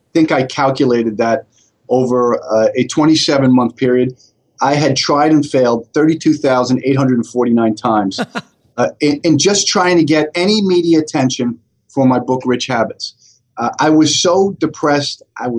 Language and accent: English; Staten Island, New York, United States; I was born and raised in Staten Island, and we came from a very wealthy family.